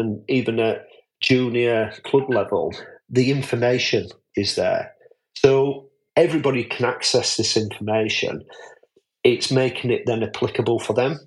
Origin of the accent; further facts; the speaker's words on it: Yorkshire and the Humber, United Kingdom; I'm a Yorkshireman